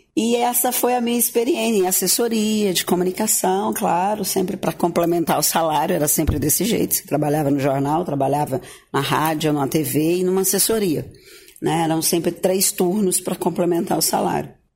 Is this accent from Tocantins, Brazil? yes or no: yes; Gurupi, Tocantins, Brazil; moved away; also born or lived in Goiânia; Eu vim de Goiânia, depois pousei em Gurupi, que é minha origem, de onde eu nasci